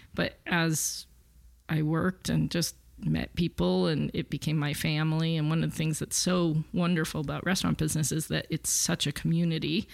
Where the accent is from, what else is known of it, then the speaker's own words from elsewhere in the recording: Los Angeles, California, United States; I grew up with born and raised in L A, so I kind of think of it as my hometown